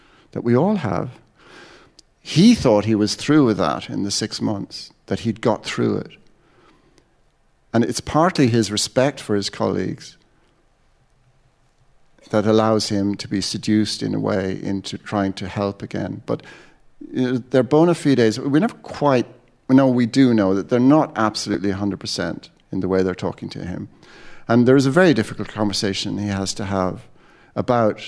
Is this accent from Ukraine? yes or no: no; Ireland; also born or lived in London